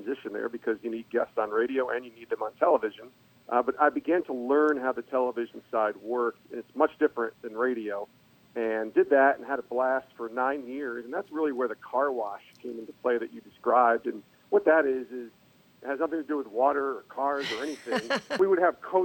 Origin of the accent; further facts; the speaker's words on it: Albany, New York, United States; moved away as an adult; also born or lived in Bristol, Connecticut; my hometown of Albany, New York